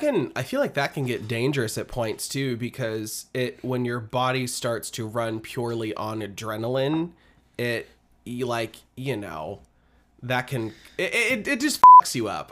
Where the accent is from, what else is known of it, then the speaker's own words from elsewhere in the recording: Midwest, United States; I'm from the Midwest